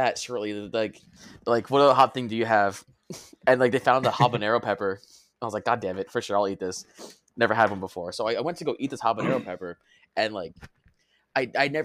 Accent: Southern California, United States; Growing up in SoCal

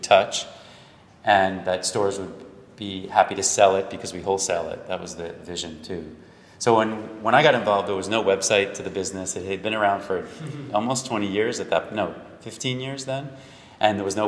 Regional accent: New York, United States; I'm from New York

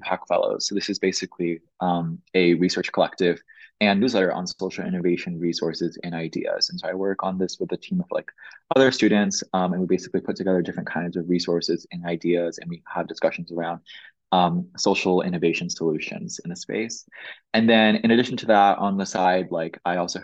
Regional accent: Flower Mound, Texas, United States; I grew up in Dallas, Texas

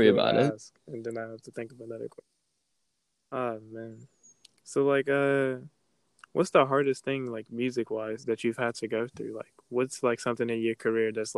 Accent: Texas, United States; I'm actually from Texas in America

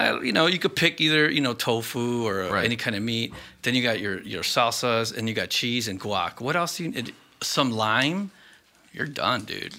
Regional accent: Chicago, Illinois, United States; Growing up in Southside

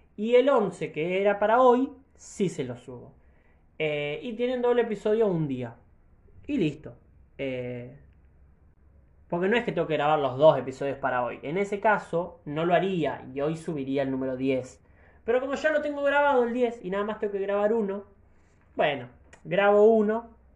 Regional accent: Argentina; soy argentino

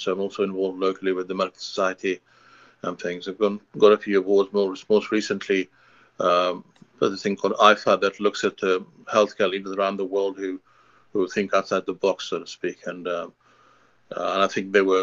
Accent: Patna, Bihar, India; now in Canada; so I'm from Patna, Bihar, and that's where I'm originally from. And but I live in Canada, and I work here in Canada now

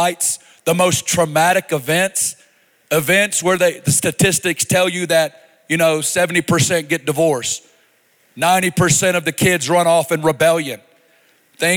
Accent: Arkansas, United States; now in Kansas City, United States; I am from Arkansas, but don't be judging me on all that. We do things a little different in the South.

